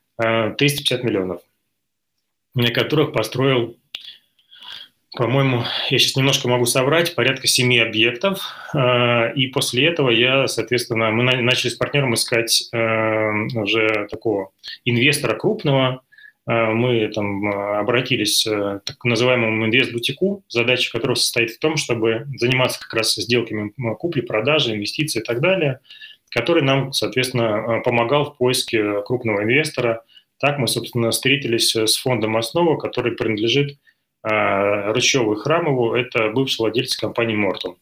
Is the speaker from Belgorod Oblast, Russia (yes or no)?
yes; Belgorod, Belgorod Oblast, Russia; moved away as an adult; now in Moscow, Russia; Я из Белгорода э, рядом с кинотеатром «Радуга»